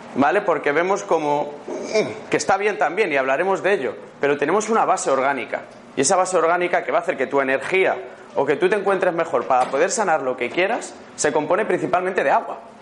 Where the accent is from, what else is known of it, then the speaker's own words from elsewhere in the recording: Madrid, Community of Madrid, Spain; also born or lived in Málaga; vengo de Madrid, creo que se me nota en el acento que no soy malagueño